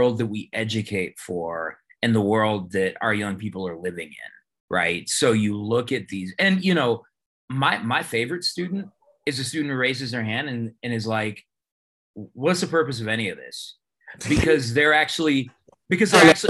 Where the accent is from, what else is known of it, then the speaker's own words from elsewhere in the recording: Denver, Colorado, United States; I grew up in like in the Five Points area